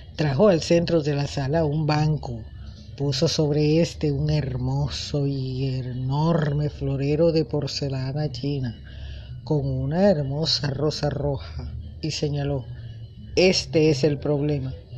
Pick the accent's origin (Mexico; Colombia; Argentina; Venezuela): Colombia; mi hermoso país, Colombia